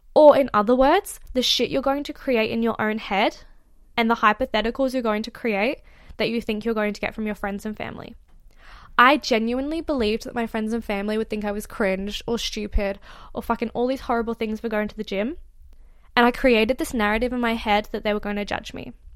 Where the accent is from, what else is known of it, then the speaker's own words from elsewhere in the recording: Australia; I am actually Australian, and I'm currently in the U K